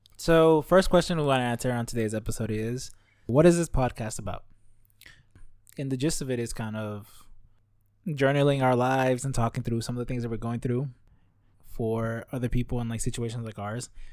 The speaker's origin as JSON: {"language": "English", "town": "Los Angeles", "region": "California", "country": "United States", "tie": "born or raised there", "moved": "as an adult", "lives_now": "Richmond, United States", "said": "I was born and raised in Los Angeles up until very recently when I went to school up here in the Bay Area"}